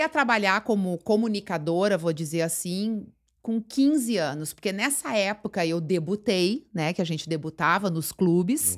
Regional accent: São Leopoldo, Rio Grande do Sul, Brazil; also born or lived in Porto Alegre; eu fui criada em São Leopoldo, nasci aqui, hum. fui criada em São Leopoldo

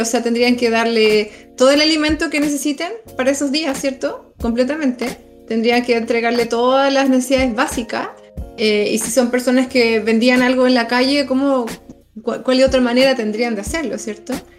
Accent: Chile

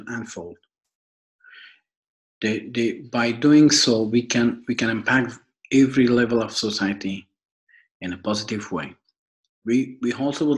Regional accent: Afghanistan; now in Switzerland; I'm originally from Afghanistan and I'm living in Switzerland since 2012.

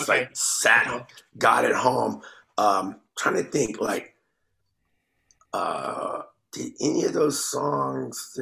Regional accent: Texas, United States; growing up in Texas

